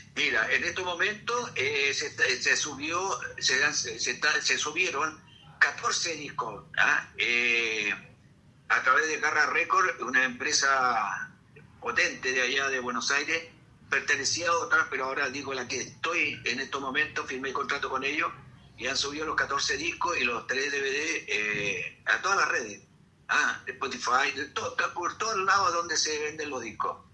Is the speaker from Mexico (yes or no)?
no; Chile; somos los folcloristas de Chile